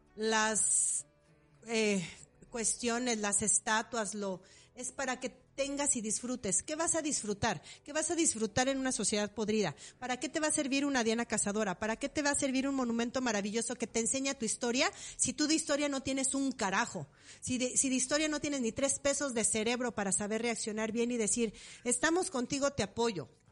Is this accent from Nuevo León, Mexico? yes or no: no; Morelia, Michoacán, Mexico; yo nací en Morelia